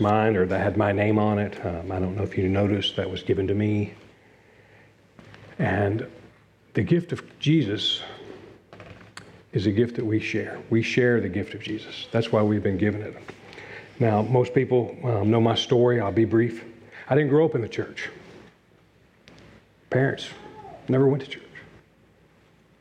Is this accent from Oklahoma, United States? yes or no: no; Newport News, Virginia, United States; Newport News, Virginia, my hometown